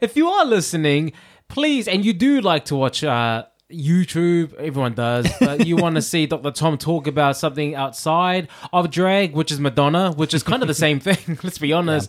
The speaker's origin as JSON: {"language": "English", "country": "New Zealand", "said": "I'm from New Zealand"}